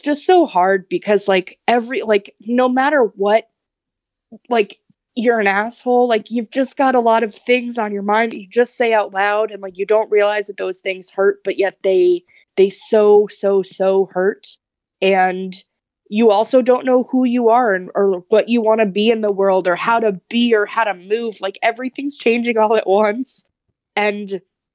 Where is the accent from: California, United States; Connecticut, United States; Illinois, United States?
Connecticut, United States; I'm from Connecticut